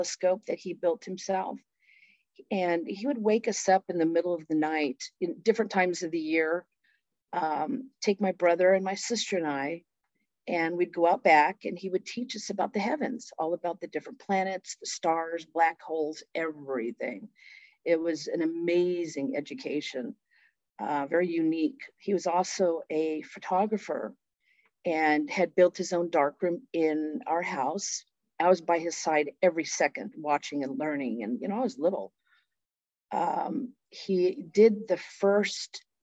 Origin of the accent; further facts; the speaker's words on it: Phoenix, Arizona, United States; also born or lived in California; I was born and raised in Phoenix and then moved to California and back and forth.